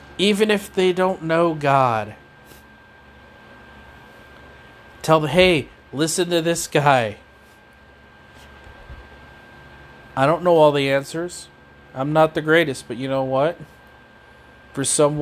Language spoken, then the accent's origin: English; Knoxville, Iowa, United States; I'm from Knoxville, Iowa.